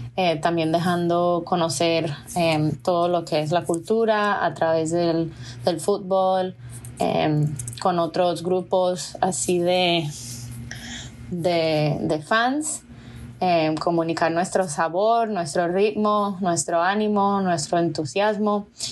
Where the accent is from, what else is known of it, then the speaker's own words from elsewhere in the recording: Puerto Rico; now in St. Louis, United States; yo soy de Puerto Rico